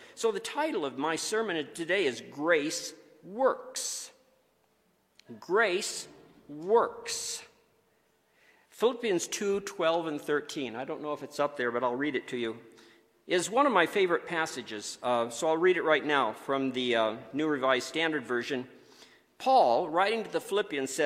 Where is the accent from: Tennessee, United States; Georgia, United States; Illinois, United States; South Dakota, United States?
South Dakota, United States; moved away; We grew up in South Dakota